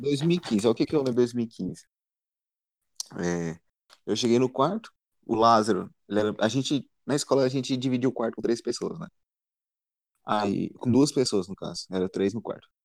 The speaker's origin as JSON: {"language": "Portuguese", "town": "Anápolis", "region": "Goiás", "country": "Brazil", "said": "sou de Goiás, Anápolis mais precisamente"}